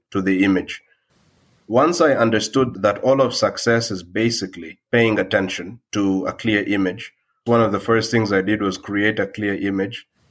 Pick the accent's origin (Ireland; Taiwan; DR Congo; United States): DR Congo; I come from the Democratic Republic of Congo